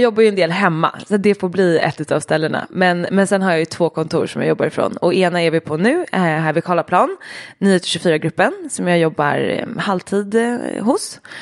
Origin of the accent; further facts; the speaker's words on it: Dalarö, Stockholm County, Sweden; Ute på Dalarö där jag är uppvuxen